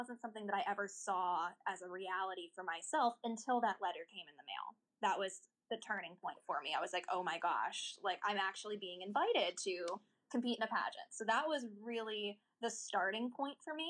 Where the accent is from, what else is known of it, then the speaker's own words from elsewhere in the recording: Irwin, Pennsylvania, United States; I have never left the town that I was born in.